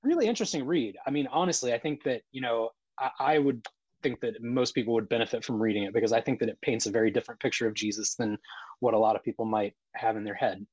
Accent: Columbus, Ohio, United States; also born or lived in Logan, Ohio / Dublin, Ohio; now in Washington, United States; I grew up in Columbus, Ohio

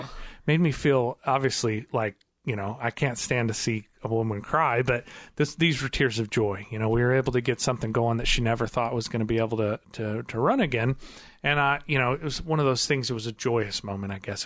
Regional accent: Missouri, United States; I'm from Missouri, so I'm in the show me state

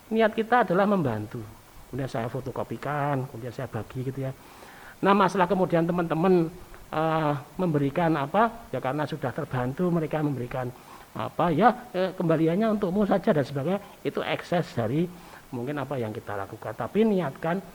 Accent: Java, Indonesia; Coba saja kalau kita orang Jawa itu kan eh, kalau ketemu orang tua atau orang yang belum dikenal di jalan

